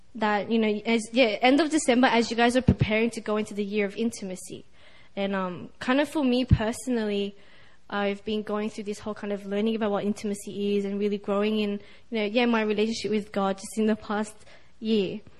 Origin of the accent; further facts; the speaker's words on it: Sydney, New South Wales, Australia; I'm from Sydney, Australia.